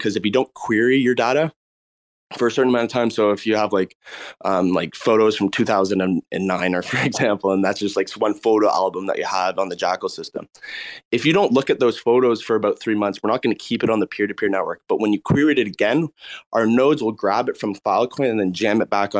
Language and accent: English; Canada; We're both from Canada